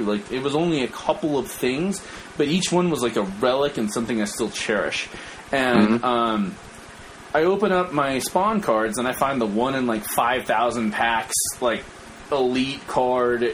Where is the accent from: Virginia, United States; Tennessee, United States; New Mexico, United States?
New Mexico, United States; moved away; we're all from New Mexico